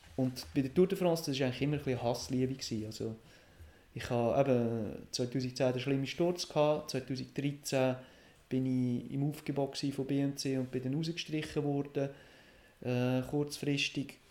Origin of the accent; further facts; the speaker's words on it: Roggliswil, Lucerne, Switzerland; Rockliswil, wo ich aufgewachsen bin